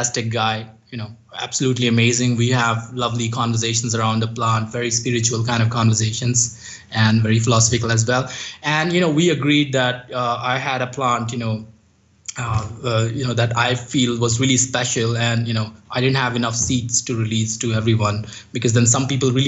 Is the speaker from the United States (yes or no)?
no; India; English is a second language; in Himalayas, in my hometown